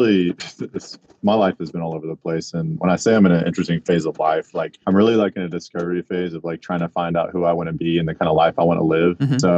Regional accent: small town north of Houston, Texas, United States; now in Houston, United States; I'm actually from like a small town about an hour north of Houston. It's called Splendor, Texas.

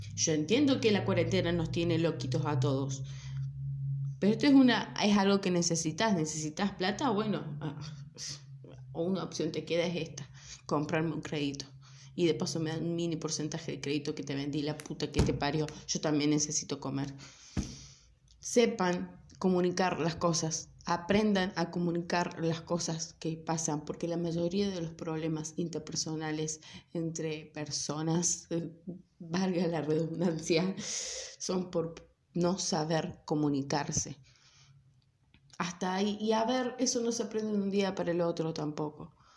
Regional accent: Córdoba, Argentina; accent: Cordobés; soy cordobesa, acuérdense que me como un montón de letras, la pronunciación de las, de las R's, trato de ser lo más neutral que puedo, ¿sí? Pero bueno está en la sangre. Ah, no, bueno, qué sé yo, nací acá

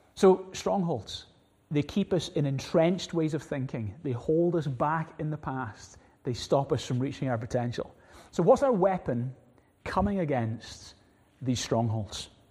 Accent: Glasgow, Scotland, United Kingdom; growing up in Glasgow, we had little, two little cats

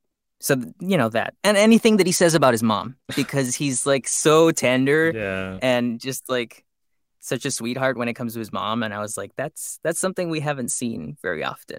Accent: Los Angeles, California, United States; I grew up in East LA, and that's where Gekko's growing up too.

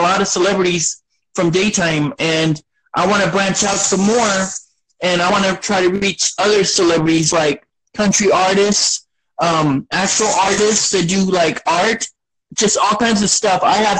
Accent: Beeville, Texas, United States; I was born here. I was born here in South Texas and in Beeville, Texas. And it's my home little, you know, my home little town.

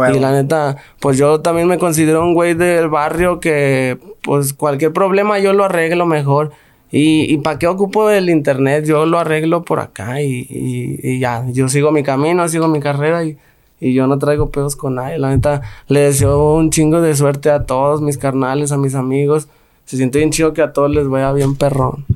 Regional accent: Guanajuato, Mexico; now in Guadalajara, Mexico; Yo crecí en Santa Fe

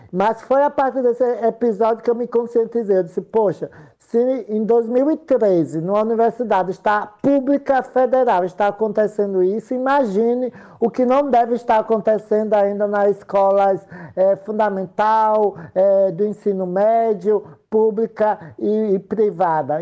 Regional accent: Santa Rosa de Lima, Sergipe, Brazil; eu sou de Santa Rosa de Lima, eu sou de um povoado chamado Canabrava

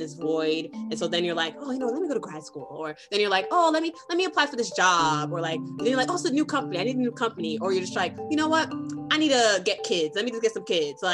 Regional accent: New York City, New York, United States; also born or lived in Boston, Massachusetts; now in California, United States; I'm originally from Brooklyn, New York

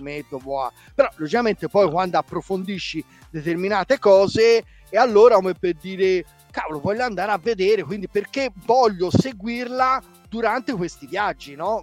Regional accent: Florence, Tuscany, Italy; io vengo da Firenze

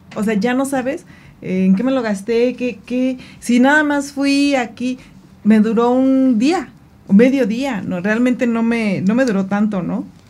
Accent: Mexico; como buen mexicano

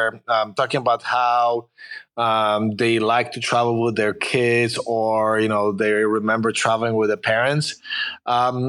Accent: Warsaw, Masovian Voivodeship, Poland; English is a second language; moved away as an adult; also born or lived in Chicago, United States; now in California, United States; I'm originally from Poland, from Warsaw. But I've lived here in the U.S. for a little bit over 30 years, so it's been a while. But I came when I was a little bit over 20 years old, so that's why I couldn't lose my accent. I learned English when I came here

